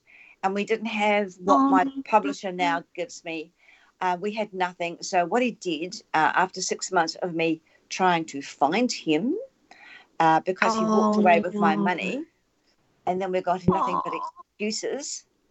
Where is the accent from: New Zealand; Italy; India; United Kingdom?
New Zealand; Whereas I come from the Maori